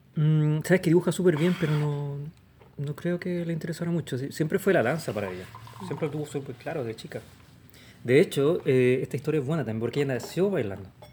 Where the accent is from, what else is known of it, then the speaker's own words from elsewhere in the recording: Santiago, Santiago Metropolitan Region, Chile; moved away as an adult; now in Los Angeles, United States; Nací acá en Santiago, el 73